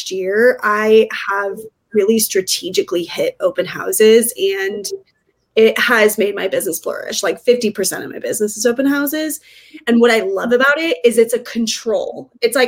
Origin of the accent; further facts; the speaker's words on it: Northern Colorado, United States; now in Denver, United States; I grew up in Northern Colorado and we had just moved to Denver